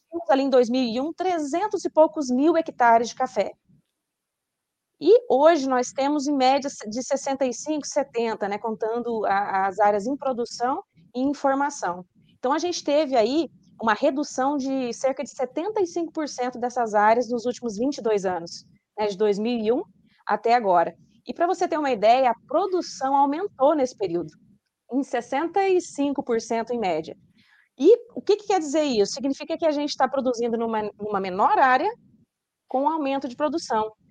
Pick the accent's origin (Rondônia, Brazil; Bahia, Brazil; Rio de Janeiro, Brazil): Rondônia, Brazil; also born or lived in São José dos Campos, São Paulo / Viçosa, Minas Gerais; eu sou paulista, nasci em São José dos Campos, mas eu fui para Rondônia com dois anos de idade. Então, já estou ali naquele estado há quase 40 anos